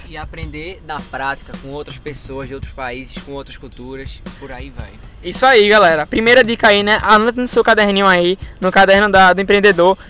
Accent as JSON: {"language": "Portuguese", "town": "Recife", "region": "Pernambuco", "country": "Brazil", "said": "eu sou de Recife"}